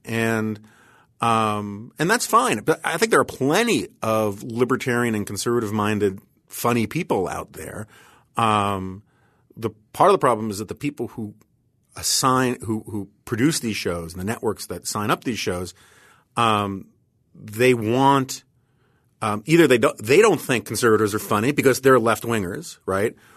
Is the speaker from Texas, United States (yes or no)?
no; New York City, New York, United States; I grew up on the Upper West Side of Manhattan